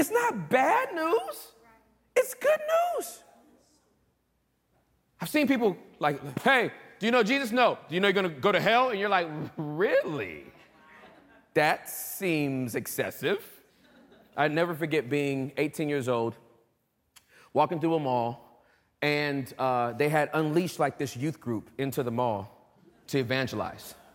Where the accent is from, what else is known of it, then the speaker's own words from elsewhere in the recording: California, United States; I'm from California